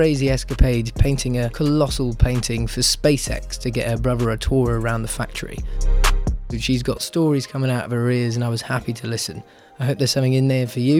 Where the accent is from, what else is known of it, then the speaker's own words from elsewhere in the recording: Poole, South West England, United Kingdom; I hail from Poole myself